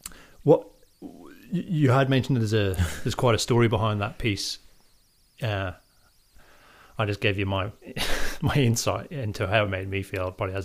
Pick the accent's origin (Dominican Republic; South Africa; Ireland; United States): Ireland; Drogheda, Leinster; now in Australia; And been from Drogheda